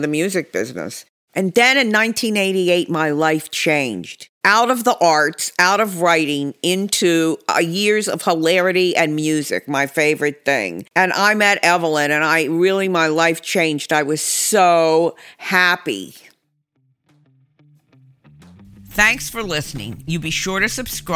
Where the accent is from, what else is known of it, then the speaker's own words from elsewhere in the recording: Pittsburgh, Pennsylvania, United States; moved away as an adult; also born or lived in Madison, Wisconsin / Israel; I grew up in Pittsburgh.